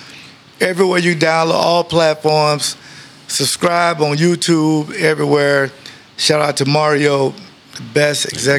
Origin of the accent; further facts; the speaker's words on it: South Milwaukee, Wisconsin, United States; We're from Tazala in South Milwaukee area.